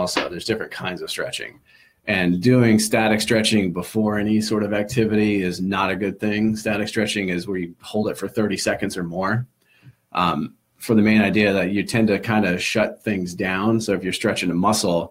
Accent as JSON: {"language": "English", "region": "Midwest", "country": "United States", "moved": "yes", "lives_now": "Cape Cod, United States", "said": "I'm from the Midwest"}